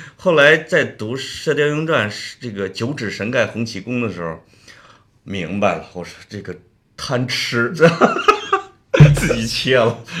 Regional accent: Henan, China; moved away; 我作为那一个河南人

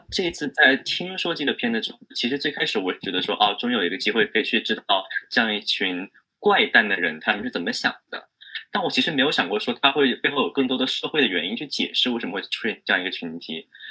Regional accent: China; 一个在中国，在真，在中国长大的人

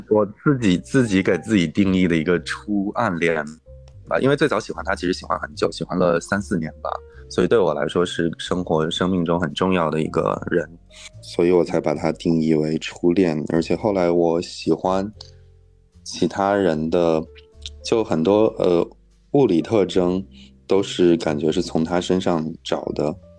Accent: Inner Mongolia, China; moved away; 还有我的老家内蒙古

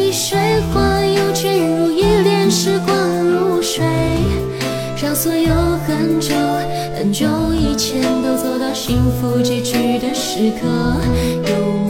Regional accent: Hunan, China; 听那个拐调，听那个嗯，我湖南人啊，就听这

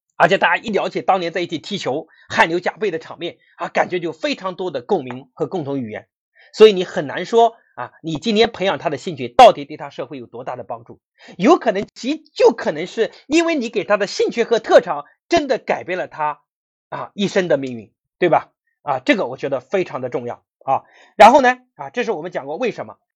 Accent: Anhui, China; 我是安徽人

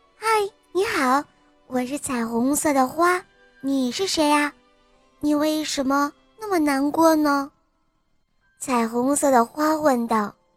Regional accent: Xi'an, Shaanxi, China; 我今年四岁了，我来自西安

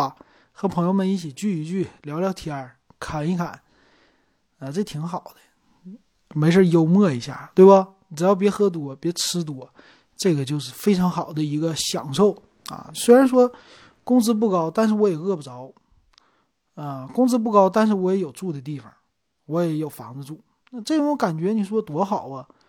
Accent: Northeast China, China; 其实这么来说的话，你不能说咱们东北人懒，对吧？

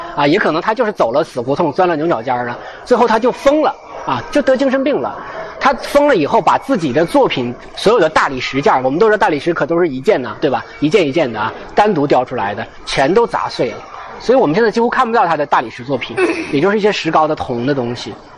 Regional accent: China; 我们人，中国人

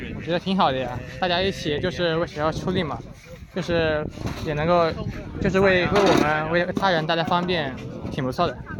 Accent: Hangzhou, Zhejiang, China; moved away as an adult; 我来自南方的浙江杭州

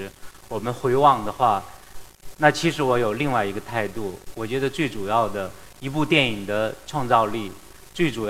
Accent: Fenyang, Shanxi, China; 我是一九七零年出生，我出生在晋西北山西汾阳，呃，一个小县城里面。

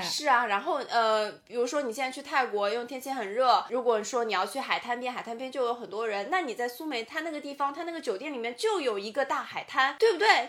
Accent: Shanghai, China; 倒悠悠就是我们上海话就说慢腾腾的

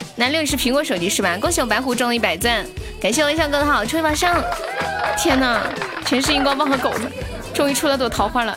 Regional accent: Sichuan, China; moved away as an adult; also born or lived in Shenzhen / Xi'an; 我是四川的呀

